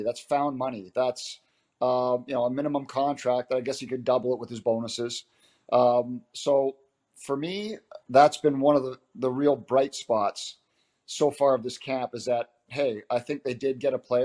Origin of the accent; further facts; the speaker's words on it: Abbotsford, British Columbia, Canada; I'm from Abbotsford